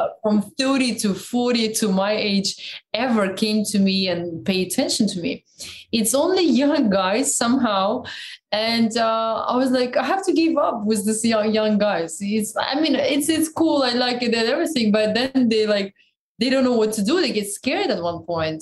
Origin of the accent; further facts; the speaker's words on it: Siberia, Russia; accent: Siberian; first language Russian; English is a second language; moved away as an adult; also born or lived in Moscow; when I came from Siberia, the way I spoke, it was so fast